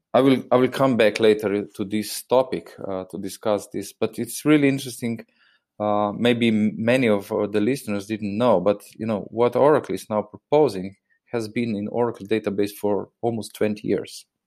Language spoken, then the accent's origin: English; Slovenia; I'm obviously coming from Slovenia